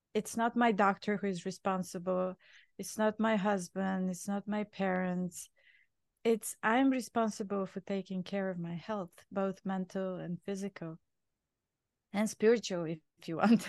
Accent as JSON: {"language": "English", "country": "Bulgaria", "tie": "born or raised there", "second_language": "English", "moved": "as an adult", "lives_now": "New York, United States", "said": "I was born in Bulgaria, uh, back in communist time."}